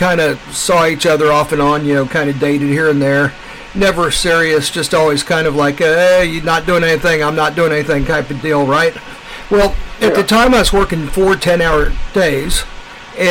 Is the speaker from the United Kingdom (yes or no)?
no; Kansas City, Missouri, United States; People call me hillbilly because I'm from Missouri.